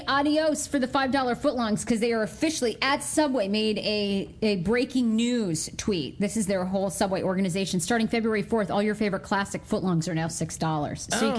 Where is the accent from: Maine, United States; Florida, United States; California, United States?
Maine, United States; moved away; also born or lived in Dresden, Maine / New York; I grew up in Maine, right? So for a brief period of time, when I was in high school, my mom and stepfather had a camp out on China Lake